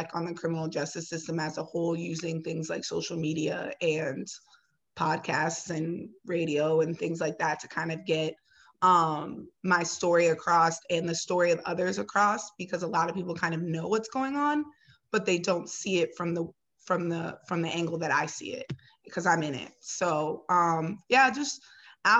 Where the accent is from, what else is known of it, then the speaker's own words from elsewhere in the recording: Ohio, United States; now in Chicago, United States; I'm originally from Ohio